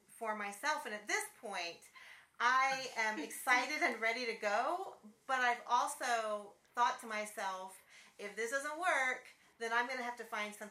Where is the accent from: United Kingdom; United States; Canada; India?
United States; Texas; moved away as an adult; I'm originally from Texas. My whole family's in Texas. I had been away for a long time.